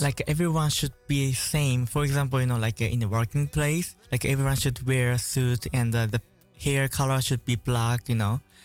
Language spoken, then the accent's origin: English; Tokyo, Japan; moved away; I'm from Tokyo, the center of Tokyo